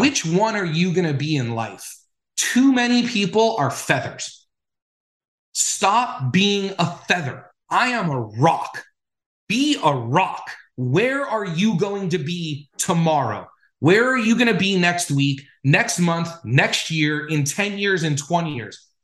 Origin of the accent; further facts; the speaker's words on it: Los Angeles, California, United States; when I was growing up in Los Angeles